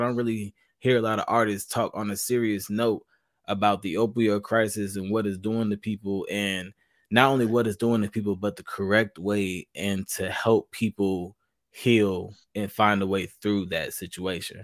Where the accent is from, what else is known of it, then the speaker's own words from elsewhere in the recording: Charlotte, North Carolina, United States; I'm from North Carolina myself. I'm Charlotte.